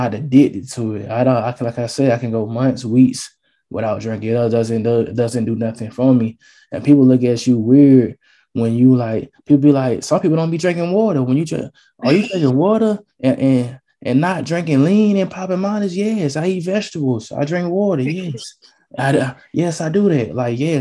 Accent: Atlanta, Georgia, United States; I'm from Atlanta, Georgia

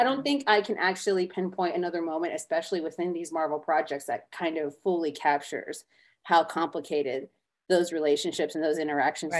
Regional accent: a reservation in South Florida, United States; I'm Native American and I grew up on a reservation in South Florida, but I was raised on the reservation

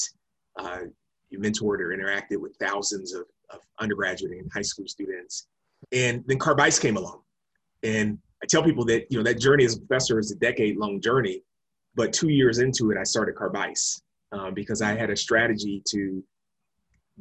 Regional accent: Pensacola, Florida, United States; also born or lived in Detroit, Michigan; I grew up in Pensacola, Florida, was born in Detroit, spent the first few years of my life there.

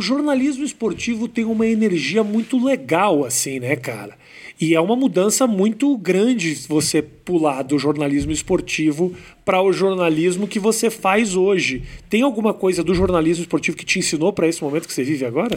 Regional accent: Porto Alegre, Rio Grande do Sul, Brazil; Eu sou de Porto Alegre

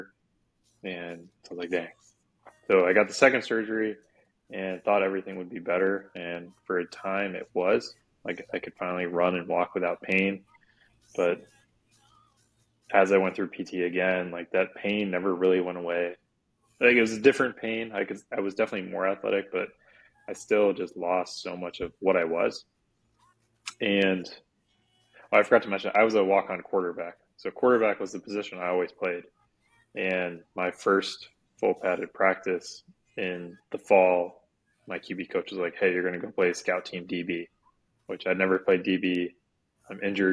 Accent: Sarasota, Florida, United States; moved away as an adult; also born or lived in Virginia; I'm from Sarasota, Florida, which is an hour south of Tampa, so the Gulf Coast of Florida, and lived there most of my life growing up

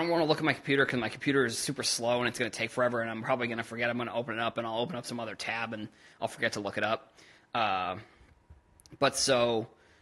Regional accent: United States; Americans are spoiled

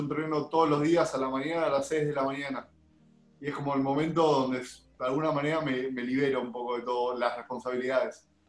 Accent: Argentina; como todo argentino

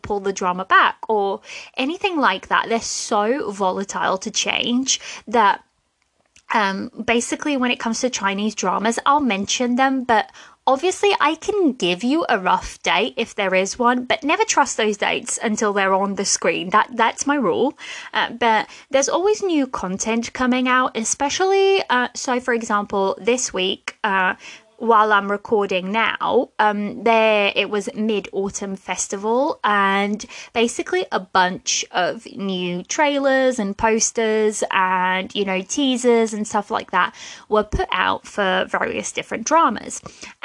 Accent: Portugal; now in United Kingdom; I live in the UK, but I'm originally from Portugal

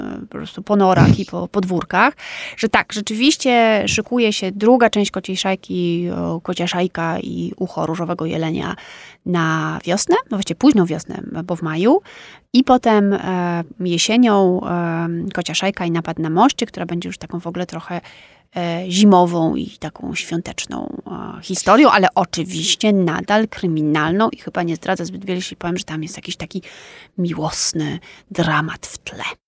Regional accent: Warsaw, Masovian Voivodeship, Poland; also born or lived in Wisła, Cieszyn Silesia; urodziłam się i mieszkałam w Warszawie

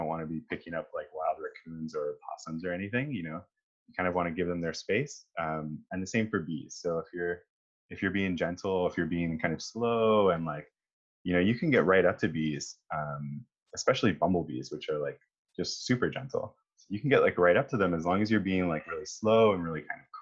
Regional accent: Northern Ontario, Canada; I grew up in Northern Ontario as well

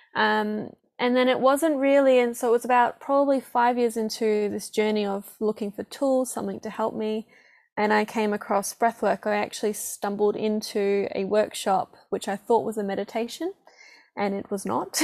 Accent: Perth, Western Australia, Australia; moved away as an adult; also born or lived in Gold Coast, Australia; now in New Zealand; northern suburbs. So past Joondalup in Butler.

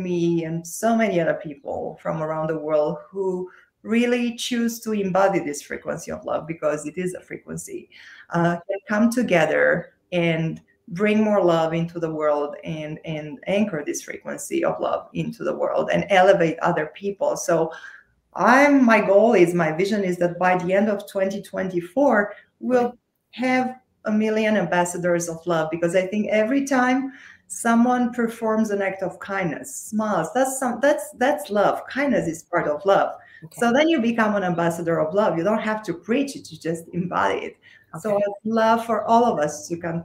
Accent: Romania; moved away as an adult; now in United States; I'm originally from Romania. So I was still in Romania at that time.

